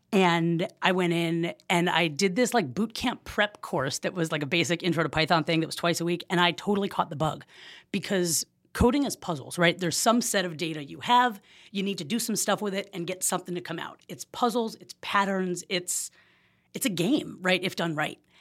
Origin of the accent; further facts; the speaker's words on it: Oakland, California, United States; moved away as an adult; also born or lived in Jackson, Mississippi / Los Angeles, California; I am born and raised in Oakland, California.